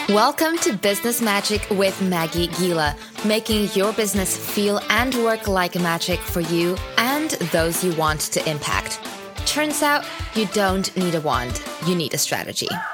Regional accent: Singapore; moved away as an adult; also born or lived in Amsterdam / Germany; I grew up in Singapore

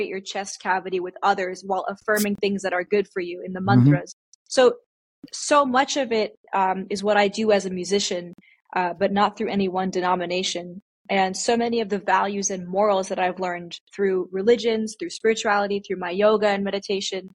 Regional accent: India; being Indian

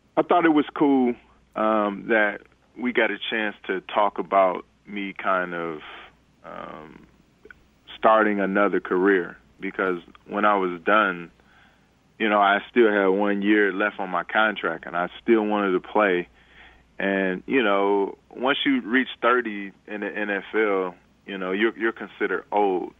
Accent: Detroit, Michigan, United States; growing up in Detroit

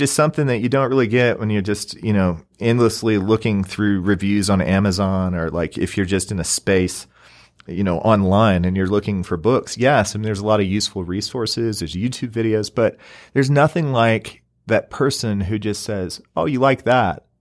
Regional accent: Southeast Missouri, United States; now in Utah, United States; I'm originally from Southeast Missouri, right on the Mississippi River

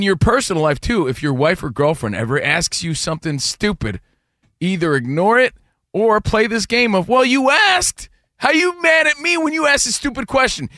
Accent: Union, New Jersey, United States; moved away as an adult; now in Los Angeles, United States; I'm from Union, New Jersey

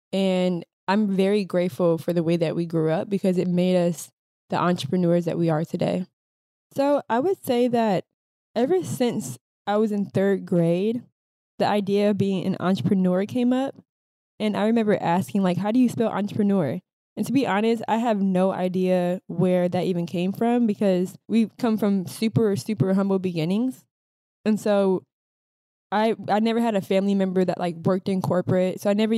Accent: Minnesota, United States; I would say growing up in the Midwest, especially being women of color, and not only just women of color, but being Black women in Minnesota, not only did we get bullied for having eclectic styles, but we also got bullied for being Black.

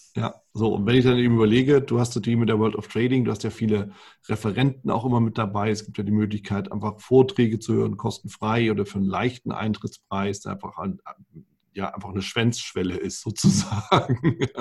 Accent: Germany; bei uns in Deutschland

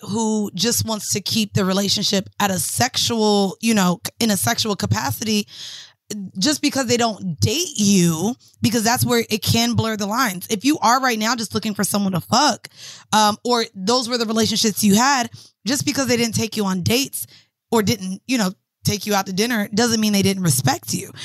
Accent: Florida, United States; I'm from Florida

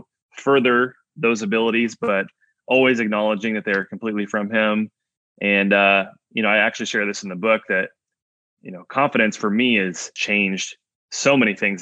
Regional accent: Indiana, United States; I'm from Indiana, so basketball is everything here.

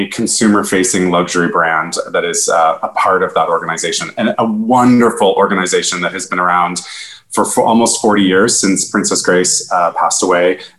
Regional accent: Canada; moved away as an adult; now in New York City, United States; I'm Canadian originally. I came to New York City

